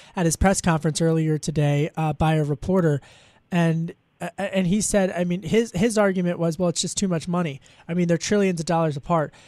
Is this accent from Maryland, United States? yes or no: no; Delco, Pennsylvania, United States; now in Washington, United States; When I was a kid, growing up in Delco, uh, I would listen to Y100